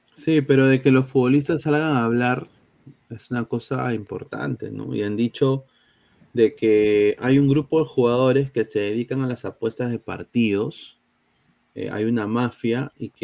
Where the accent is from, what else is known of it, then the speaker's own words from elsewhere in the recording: Peru; los cacheros somos los peruanos